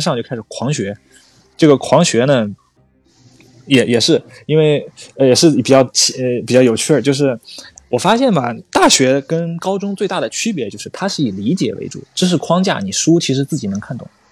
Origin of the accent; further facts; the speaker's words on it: Zhejiang, China; moved away as an adult; also born or lived in Xinjiang; 我是浙江人，去新疆读大学